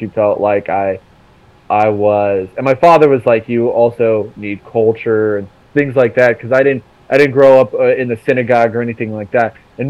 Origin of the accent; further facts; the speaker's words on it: Hillsborough, North Carolina, United States; also born or lived in Israel; I've literally grown up in, you know, Durham, North Carolina, all my life. Or not even Durham, Hillsboro, which is a tiny fucking town right next door.